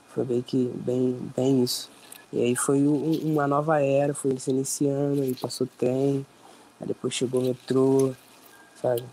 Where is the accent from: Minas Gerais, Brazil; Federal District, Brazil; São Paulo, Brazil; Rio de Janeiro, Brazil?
Rio de Janeiro, Brazil; Nova Iguaçu; somos da Baixada Fluminense, tanto eu quanto o …, nascidos e criados aqui, né? na Baixada Fluminense, Nova Iguaçu